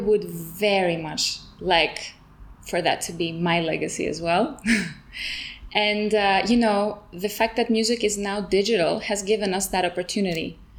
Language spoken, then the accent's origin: English; Switzerland; now in Greece; I didn't grow up in Greece. I grew up in Switzerland, where he was based.